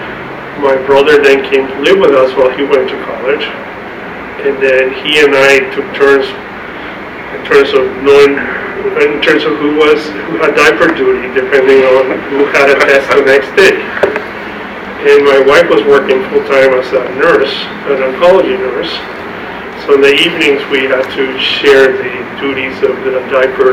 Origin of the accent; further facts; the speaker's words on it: Panama; now in San Antonio, United States; I grew up in Panama